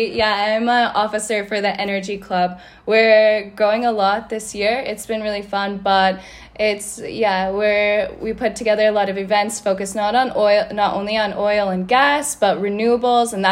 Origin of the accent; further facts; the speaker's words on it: Colorado, United States; I'm from Colorado in the US